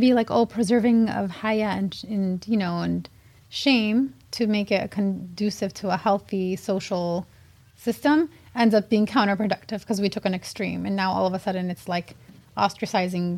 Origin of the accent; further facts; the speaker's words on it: South End, Michigan, United States; I grew up in the South End, which is very similar to Hamtramck back then